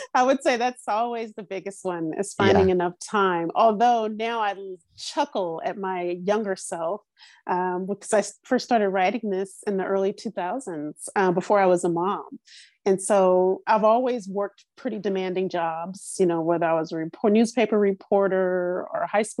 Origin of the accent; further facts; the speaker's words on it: Louisiana, United States; moved away as an adult; also born or lived in New Orleans, Louisiana; now in Los Angeles, United States; I was born in Louisiana. I grew up there. I didn't leave to live until I was 30.